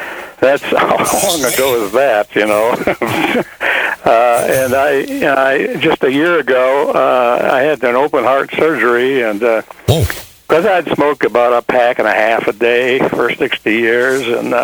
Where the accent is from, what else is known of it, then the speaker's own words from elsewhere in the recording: Audubon, Iowa, United States; my hometown, Audubon, Iowa